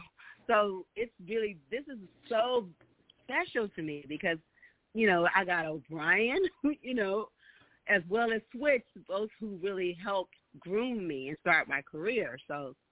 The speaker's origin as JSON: {"language": "English", "town": "Los Angeles", "region": "California", "country": "United States", "tie": "born or raised there", "said": "I'm from Los Angeles"}